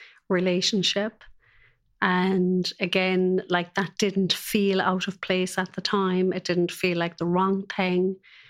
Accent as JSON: {"language": "English", "town": "Cork", "region": "Munster", "country": "Ireland", "tie": "born or raised there", "said": "It was lovely. It was very free. It was very innocent."}